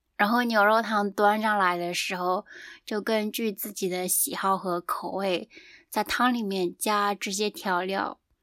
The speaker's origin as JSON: {"language": "Chinese", "region": "southeastern China", "country": "China", "tie": "born or raised there", "moved": "as an adult", "lives_now": "Japan", "said": "我的家乡是在中国的东南"}